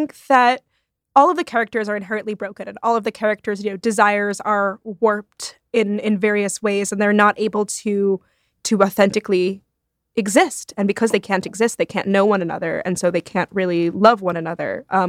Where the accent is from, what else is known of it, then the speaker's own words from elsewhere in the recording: Rome, Lazio, Italy; I grew up partly in Rome.